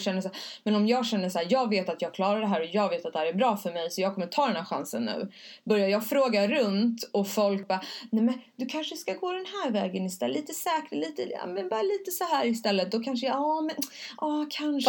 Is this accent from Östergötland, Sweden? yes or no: no; Stockholm, Stockholm County, Sweden; jag kommer från Stockholm